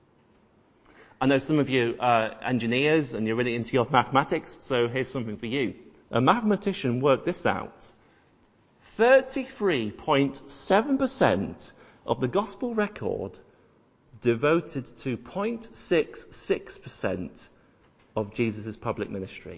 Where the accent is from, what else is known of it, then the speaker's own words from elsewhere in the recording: York, Yorkshire and the Humber, United Kingdom; I was born and raised in York, and if you've ever been to York, then you'll know of the Minster, the cathedral